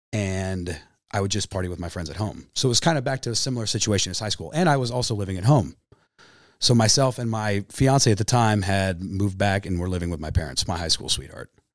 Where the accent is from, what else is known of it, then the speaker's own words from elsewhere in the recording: Pomona Lake, Kansas, United States; also born or lived in Wichita, Kansas; I grew up on Pomona Lake. My family moved from Wichita in the nineties, uh, when I was a little kid.